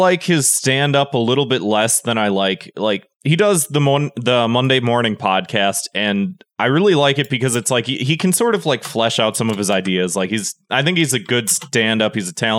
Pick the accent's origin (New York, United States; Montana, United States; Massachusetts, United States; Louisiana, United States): Massachusetts, United States; Boston; I'm from Boston.